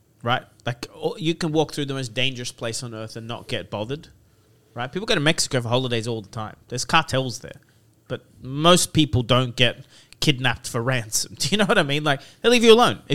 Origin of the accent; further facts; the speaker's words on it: Lebanon; So I'm from Lebanon.